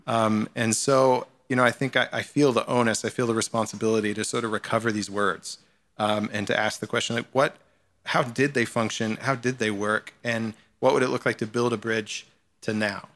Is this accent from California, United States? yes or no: no; Memphis, Tennessee, United States; moved away as an adult; also born or lived in Chicago / Dallas; now in New York, United States; Memphis, Tennessee is where I, I grew up.